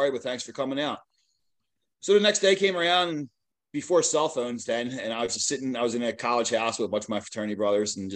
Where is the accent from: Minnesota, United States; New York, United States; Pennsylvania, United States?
Pennsylvania, United States; Philadelphia; I grew up in Philadelphia area